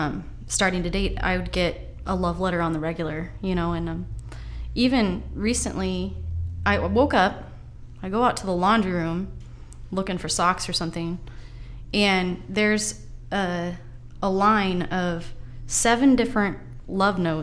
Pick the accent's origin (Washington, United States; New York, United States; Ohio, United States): Washington, United States; Lake Stevens; also born or lived in Seattle / Everett; I grew up in Lake Stevens